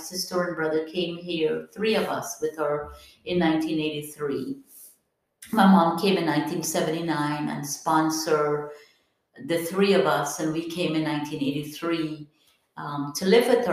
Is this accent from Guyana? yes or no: yes; Guyana; moved away as an adult; now in United States; I am originally from Guyana, South America. Came here when I was barely 19